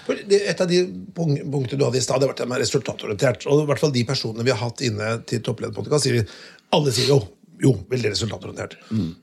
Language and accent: Norwegian; Notodden, Telemark, Norway; fra Notodden